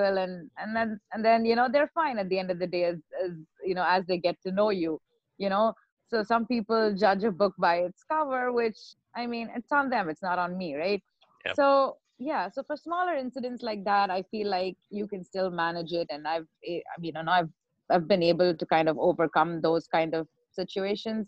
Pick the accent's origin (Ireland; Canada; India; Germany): India; now in United States; I'm still Indian